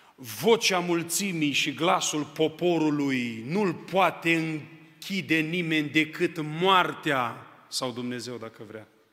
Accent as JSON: {"language": "Romanian", "town": "Onești", "region": "Bacău County", "country": "Romania", "tie": "born or raised there", "moved": "as an adult", "lives_now": "Arad, Romania", "said": "M-am născut în Onești, județul Bacău. La vârsta de 18 ani am venit în Arad și de 18 ani sunt în Arad"}